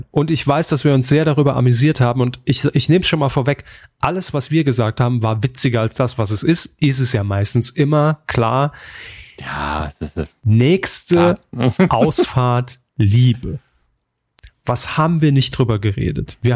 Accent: Saarland, Germany; born there; aber wir kommen aus dem Saarland gebürtig, ne, und da waren wir einfach dann direkt auf diese, auf diesem Bumstrip unterwegs.

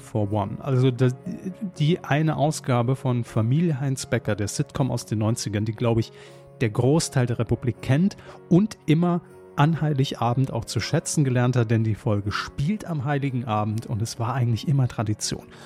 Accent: Saarland, Germany; Wir als gebürtige Saarländer

